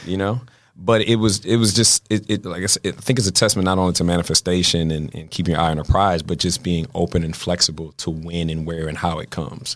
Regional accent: Baltimore, Maryland, United States; now in Los Angeles, United States; I'm from Baltimore

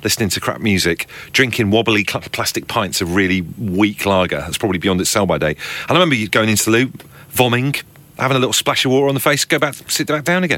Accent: Devon, South West England, United Kingdom; I grew up in Devon

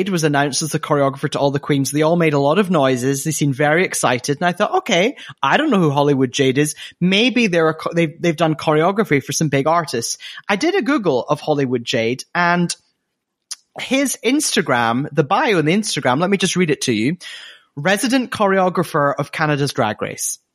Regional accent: Scotland, United Kingdom; accent: Scottish; my Scottish accent.

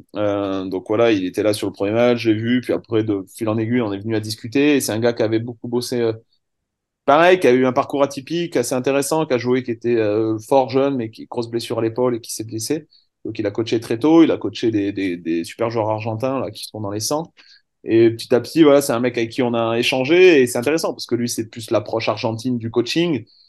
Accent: Montpellier, Occitania, France; moved away as an adult; now in Vietnam; je suis de Montpellier

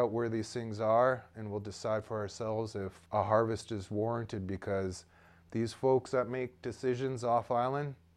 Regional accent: Haida Gwaii, British Columbia, Canada; born and raised here on Haida Gwaii

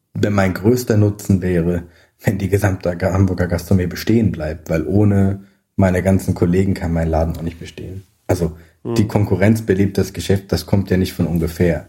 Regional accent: Alsace, Grand Est, France; moved away; also born or lived in Scandinavia; ich bin eben teilweise in Frankreich und im Elsass aufgewachsen, an der Grenze geboren.

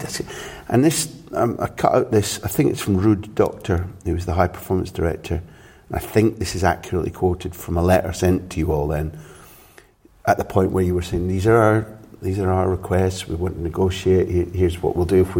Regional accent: Scot, Scotland, United Kingdom; As a Scot

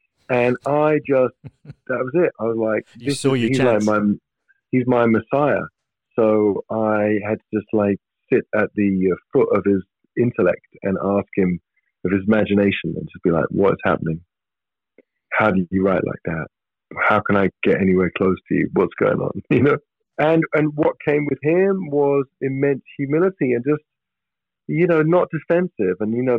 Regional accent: England, United Kingdom; being English and part of our culture is we people are transparent to us

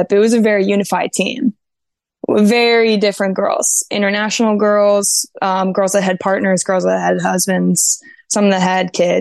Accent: Ohio, United States; moved away as an adult; also born or lived in North Carolina, United States / Keflavik, Iceland; now in Sweden; I'm from Ohio, but I was in North Carolina for 7 years

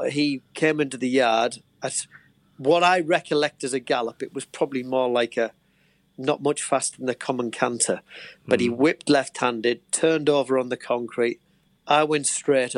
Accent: Stockton-on-Tees, North East England, United Kingdom; moved away as an adult; now in Ripon, United Kingdom; I was born in North Tees Hospital, Stockton

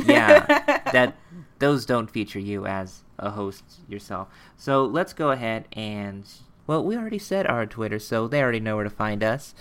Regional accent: United States; we're American

